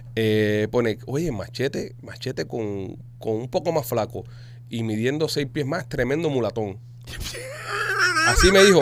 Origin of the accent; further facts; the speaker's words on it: Cuba; Nosotros, obviamente, no somos ecuatorianos, somos cubiches